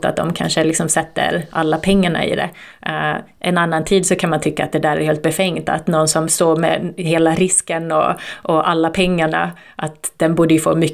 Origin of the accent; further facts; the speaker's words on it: Turku, Southwest Finland, Finland; born there; berättade vilka vi var och att vi är födda i Åbo.